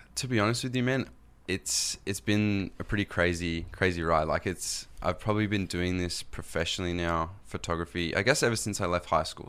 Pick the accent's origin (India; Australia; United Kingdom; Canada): Australia; accent: Australian; when I come over here to the States, I'm from Australia